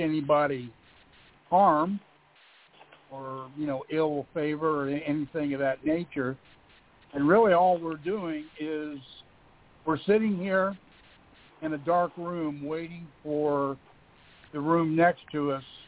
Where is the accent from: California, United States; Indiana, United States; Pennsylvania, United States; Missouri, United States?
Indiana, United States; I'm from Indiana.